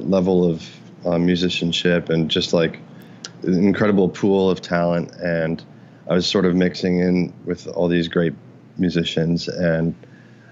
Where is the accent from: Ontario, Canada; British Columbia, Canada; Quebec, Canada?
Ontario, Canada; Oakville; moved away as an adult; also born or lived in Boston; now in New York, United States; I grew up in Oakville and Ontario